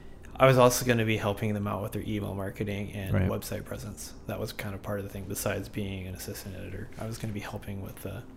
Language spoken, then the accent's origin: English; California, United States; I'm from California